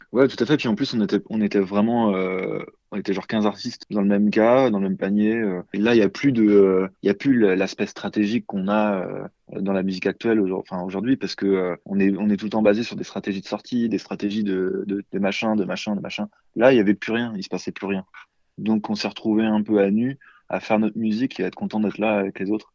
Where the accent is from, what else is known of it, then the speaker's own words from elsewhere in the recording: La Roche-sur-Yon, Pays de la Loire, France; le 21 mai à La Roche-sur-Yon, donc là où j'ai grandi